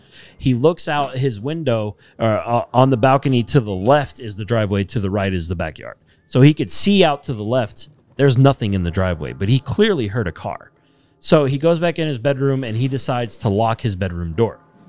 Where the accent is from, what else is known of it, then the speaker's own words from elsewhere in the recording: Texas, United States; So I'm original Texan boy.